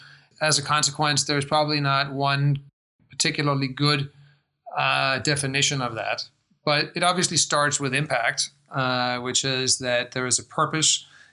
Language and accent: English; Denmark; accent: American; English is a second language; moved away as an adult; also born or lived in United States; You can probably tell from my accent that I spend a lot of time in the United States. I grew up in Denmark on a farm, not terribly far from here, with horses and chickens, and then went to the States for college